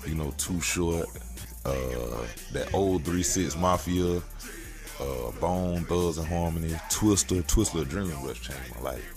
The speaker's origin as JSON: {"language": "English", "town": "Augusta", "region": "Georgia", "country": "United States", "said": "I'm from Augusta, Georgia"}